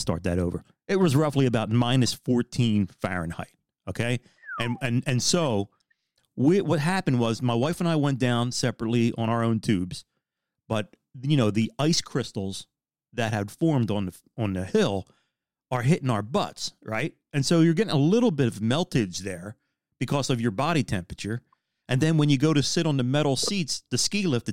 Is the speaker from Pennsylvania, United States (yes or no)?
yes; Philadelphia, Pennsylvania, United States